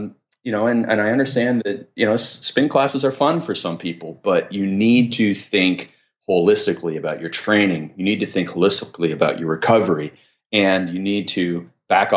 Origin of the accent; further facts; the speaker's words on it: Canada; I'm Canadian